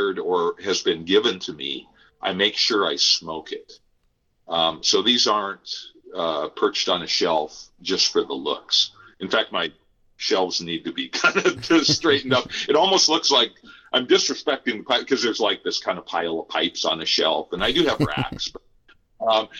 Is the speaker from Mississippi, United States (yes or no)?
no; Nebraska, United States; moved away; I am also from Nebraska originally.